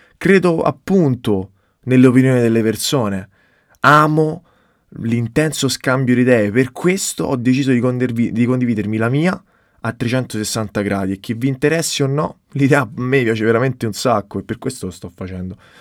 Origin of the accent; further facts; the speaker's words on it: Rome, Lazio, Italy; moved away as an adult; now in Florence, Italy; vengo da Roma, ma studio fashion business a Firenze